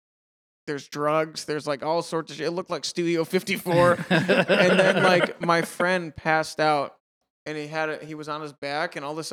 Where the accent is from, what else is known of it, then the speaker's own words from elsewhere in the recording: Massachusetts, United States; I'm from Western Mass originally.